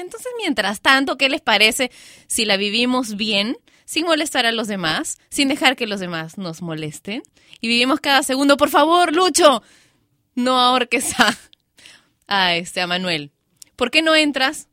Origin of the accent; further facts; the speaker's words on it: Peru; en mi país, Perú